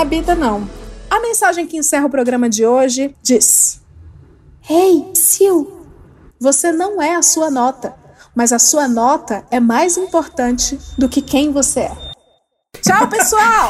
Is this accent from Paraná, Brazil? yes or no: no; Ceará, Brazil; moved away; eu sou do Ceará